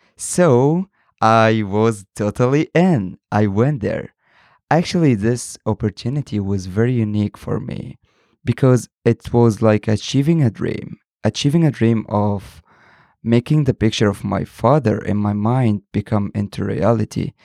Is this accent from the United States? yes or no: no; Egypt; I'm from Egypt, 22 years old